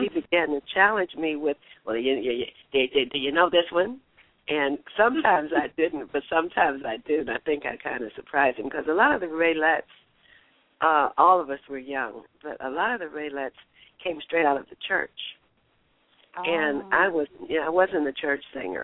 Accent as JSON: {"language": "English", "town": "Detroit", "region": "Michigan", "country": "United States", "tie": "born or raised there", "also_born_or_lived": "Los Angeles", "moved": "yes", "said": "I grew up in Detroit"}